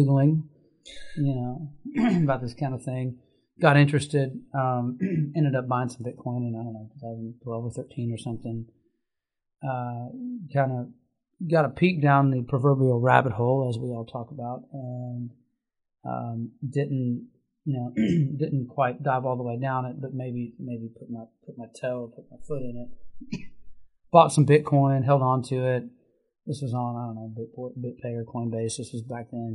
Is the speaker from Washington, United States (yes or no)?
no; Lexington, Kentucky, United States; I grew up in Lexington, not too far from here where we sit